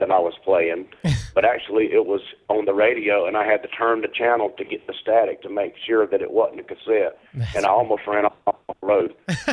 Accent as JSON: {"language": "English", "town": "Cantonment", "region": "Florida", "country": "United States", "tie": "born or raised there", "said": "I'm from uh, born and raised in Canton. Uh, graduate of Tate High School."}